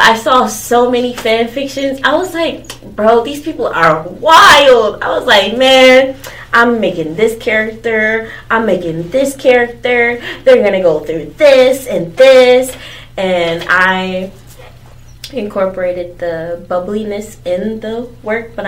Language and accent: English; Charlotte, North Carolina, United States